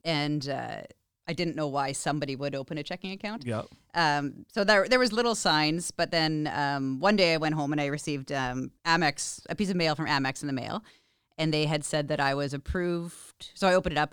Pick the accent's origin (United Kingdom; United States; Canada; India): Canada; Vancouver Island, British Columbia; now in Regina, Canada; I'm originally from Vancouver Island.